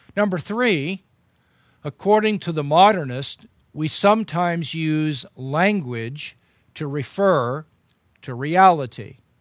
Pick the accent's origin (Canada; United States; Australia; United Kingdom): United States; as an American